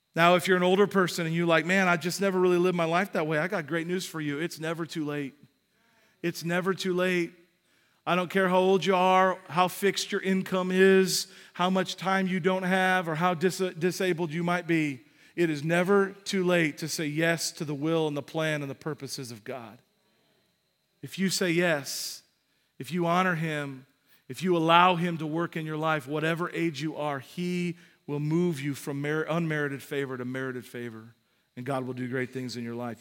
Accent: United States; we're American

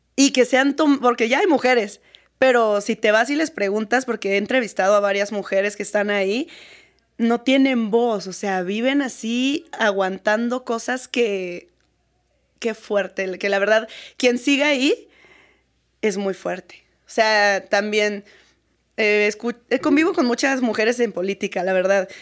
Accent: Querétaro, Mexico; yo soy de Querétaro

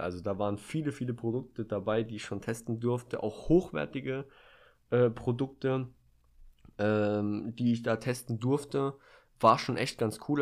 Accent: Germany; bei uns in Deutschland

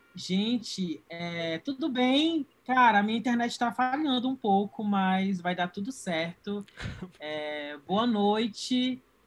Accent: Marabá, Pará, Brazil; moved away as an adult; eu sou do interior do Pará, eu sou de Marabá

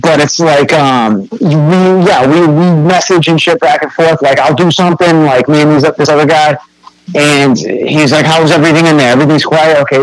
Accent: North Shore, Massachusetts, United States; growing up on the North Shore

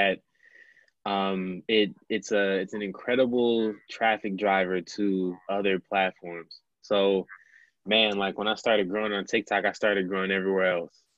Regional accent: Milwaukee, Wisconsin, United States; born and raised in Milwaukee, Wisconsin, in the United States

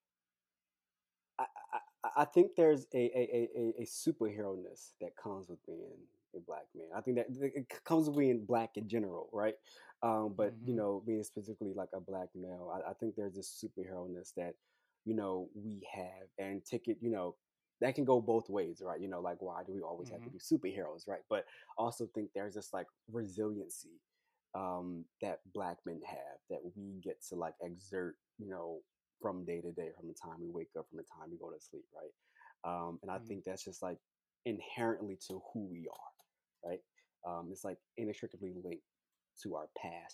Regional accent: Philadelphia, Pennsylvania, United States; I'm from Philadelphia, Pennsylvania, born and raised here

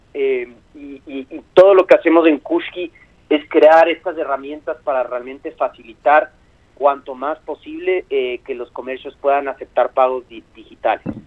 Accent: Ecuador; yo y mis socios somos de Ecuador originalmente, y Kuski es una palabra de, uso cotidiano en mi país

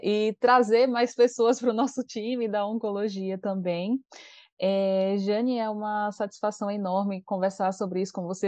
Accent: Aracaju, Sergipe, Brazil; a gente mora numa cidade, então a gente é de Aracaju

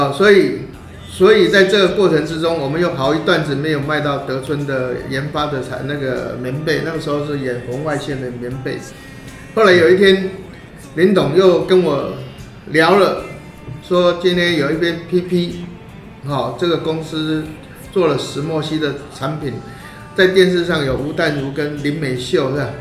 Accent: Taiwan; 我是台湾人

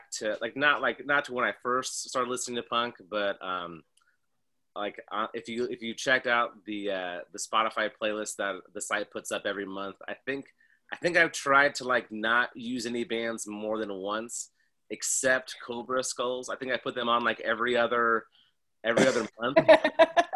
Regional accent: San Diego, California, United States; San Diego where I grew up in California

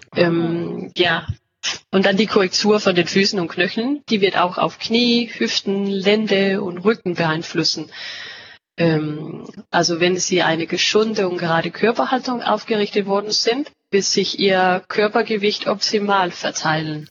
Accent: Denmark; German is a second language; ich bin Dänin und arbeite jetzt auch hier in, äh, ja, in unser Hauptsitz in Ikast in Dänemark

